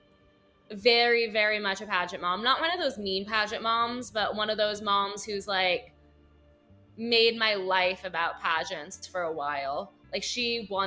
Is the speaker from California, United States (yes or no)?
yes; Manhattan Beach, California, United States; I'm from Manhattan Beach, though, which is like a smaller little community in LA. Still technically LA because it's right next to LAX, but my parents, they raised me in the church community